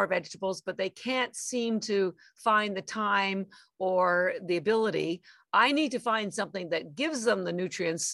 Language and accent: English; Canada; moved away as an adult; now in Boston, United States; I'm actually Canadian. I've lived in Boston, Massachusetts for 33 years, but I am from Canada and my family's still in Canada.